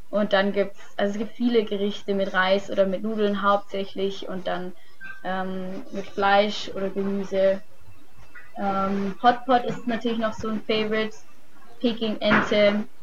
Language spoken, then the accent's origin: German; Germany; Wir haben als Deutsche einen ziemlich guten Ruf, weil unsere Jahrgänge bis jetzt echt gut abgeschnitten haben.